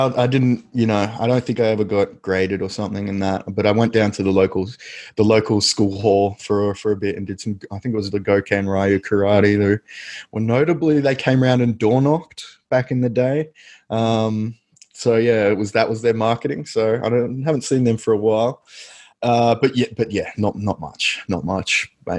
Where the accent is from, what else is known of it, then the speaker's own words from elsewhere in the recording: Australia; which I now kind of think of as typically Australian, that sports upbringing where we just did everything